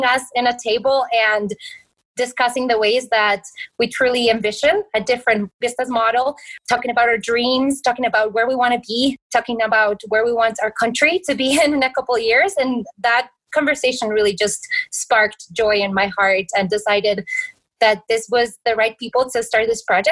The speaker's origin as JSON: {"language": "English", "country": "Colombia", "tie": "born or raised there", "moved": "yes", "said": "I grew up around a time where the conflict in Colombia around the 90s and early 2000s made the country very not easy to travel"}